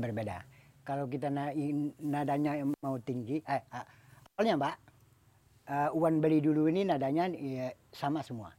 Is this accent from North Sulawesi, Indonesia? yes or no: no; Minangkabau, West Sumatra, Indonesia; Kita orang Minangkabau